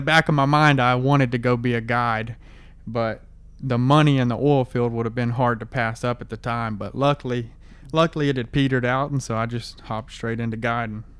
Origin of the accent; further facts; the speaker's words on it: Gonzales, Texas, United States; I grew up in Gonzales, Texas, which is like two hours north of where I live now.